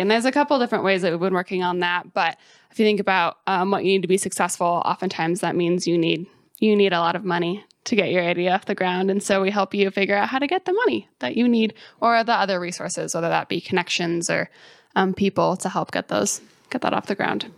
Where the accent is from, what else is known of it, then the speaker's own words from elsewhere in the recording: Colorado, United States; moved away as an adult; also born or lived in Bloomington, Indiana; now in Columbus, United States; I grew up in Colorado, so I spent my whole life there in the mountains. I grew up just, like, an hour west of Denver.